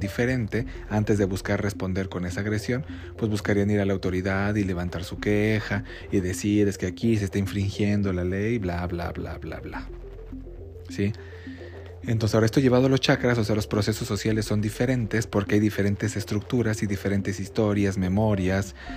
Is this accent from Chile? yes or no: no; Mexico; aquí en México